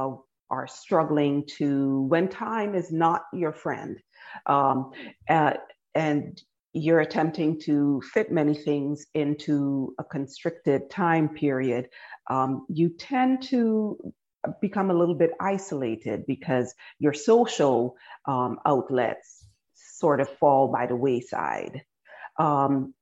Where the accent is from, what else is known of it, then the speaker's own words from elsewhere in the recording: Barbados; moved away as an adult; also born or lived in Guyana / Washington, District of Columbia, United States / New York; now in United States; I was born in Guyana and I grew up in Barbados